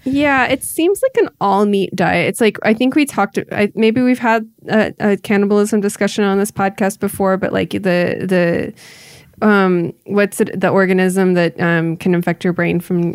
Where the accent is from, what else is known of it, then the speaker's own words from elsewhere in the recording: Iowa, United States; now in California, United States; I grew up in Iowa